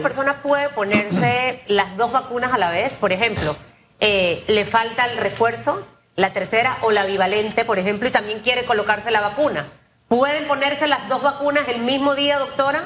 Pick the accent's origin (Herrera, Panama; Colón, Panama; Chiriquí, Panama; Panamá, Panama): Chiriquí, Panama; David; yo soy de David